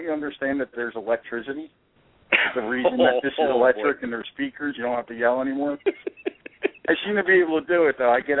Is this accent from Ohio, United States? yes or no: no; West Orange, New Jersey, United States; I'm actually born and raised in Jersey, my friends.